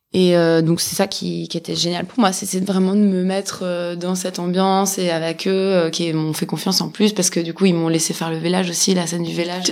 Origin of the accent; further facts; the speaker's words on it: Switzerland; j'ai grandi en Suisse